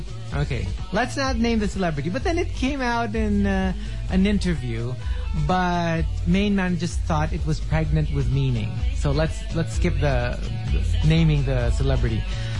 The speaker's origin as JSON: {"language": "English", "town": "Quezon City", "region": "Metro Manila", "country": "Philippines", "said": "Yeah, I'm from Quezon City."}